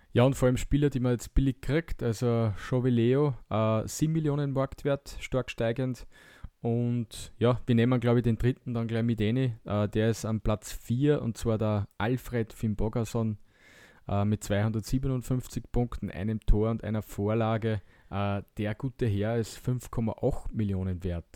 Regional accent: Austria; wir als Österreicher

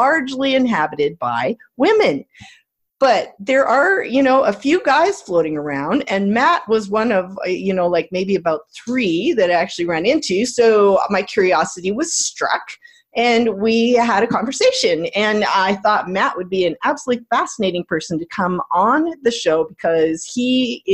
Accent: Canada; I'm Canadian.

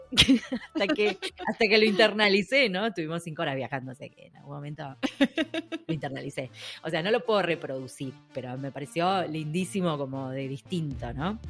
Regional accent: Buenos Aires, Argentina; now in Spain; yo soy muy porteña

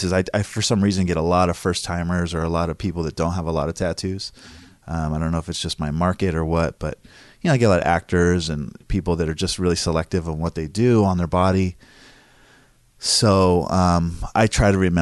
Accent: Oceanside, California, United States; I grew up in Oceanside, which is North County

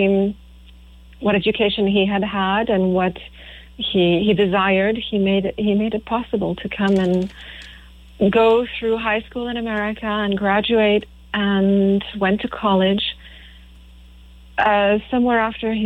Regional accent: France; now in United States; My parents met in France. I was born in France

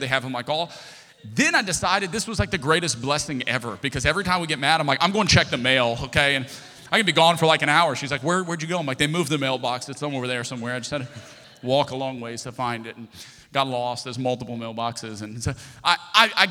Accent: Lafayette, Louisiana, United States; also born or lived in Texas / Destin, Florida / Houston, Texas; I'm from Lafayette, Louisiana. It's always been home

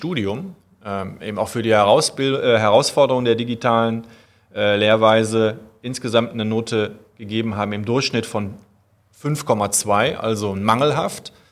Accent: Euskirchen, North Rhine-Westphalia, Germany; now in Cologne, Germany; Ich komme eigentlich äh, aus der Voreifel, darf ich ja hier mal sagen, also

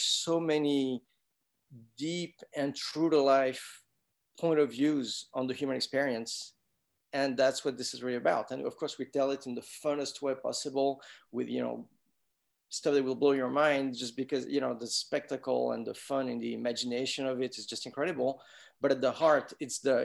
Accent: France; moved away; I grew up in France

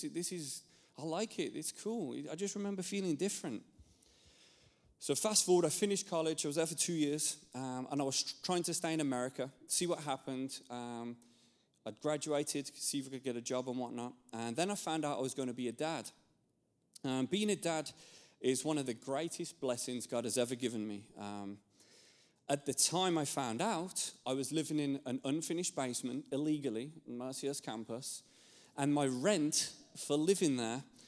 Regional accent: England, United Kingdom; moved away; I'm from England, and I grew up there, and growing up in England

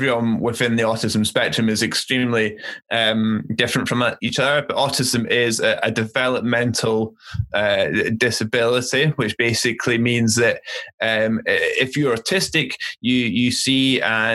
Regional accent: Aberdeen, Scotland, United Kingdom; I grew up in Aberdeen

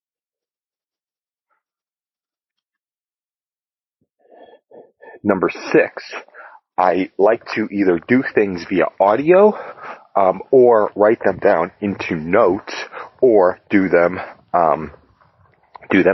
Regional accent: Las Vegas, Nevada, United States; I was born in Las Vegas, Nevada.

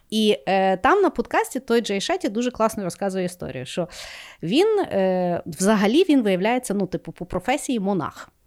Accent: Lviv, Lviv Oblast, Ukraine; Ті, ми і е, росли і виросли у Львові.

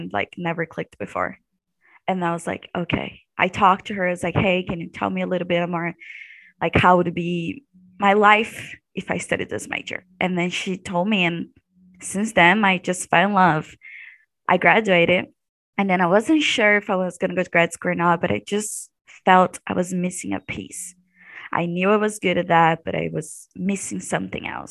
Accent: Brazil; moved away as an adult; now in Missouri, United States; I'm from Brazil.

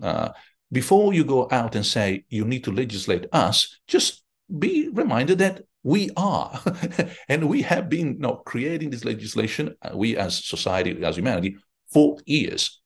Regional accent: Rome, Lazio, Italy; I'm from Rome

